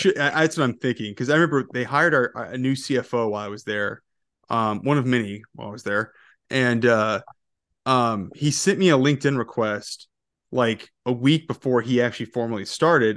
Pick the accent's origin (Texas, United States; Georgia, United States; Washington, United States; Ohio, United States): Georgia, United States; I grew up in Georgia